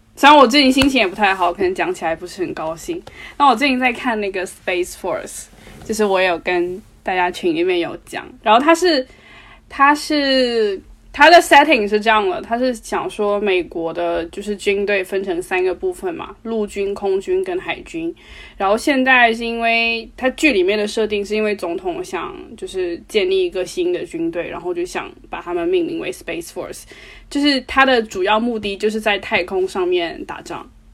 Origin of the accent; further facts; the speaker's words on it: Guangdong, China; 我们广东人爱讲的一个